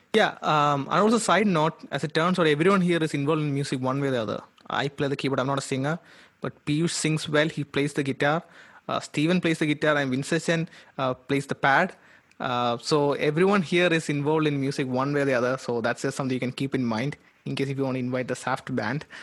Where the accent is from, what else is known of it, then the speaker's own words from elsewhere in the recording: Kerala, India; moved away as an adult; also born or lived in Calcutta; I'm from Kerala.